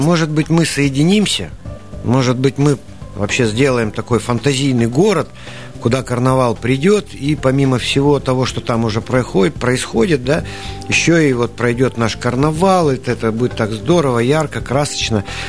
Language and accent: Russian; Siberia, Russia; мы же сибиряки, мы народ э, очень оптимистичный